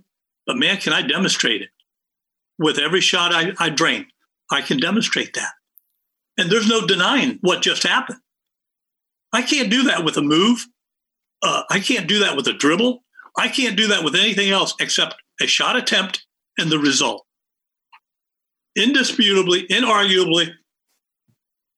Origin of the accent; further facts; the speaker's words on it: Pittsburgh, Pennsylvania, United States; also born or lived in Indiana; I grew up in Pittsburgh after moving from Indiana, Western PA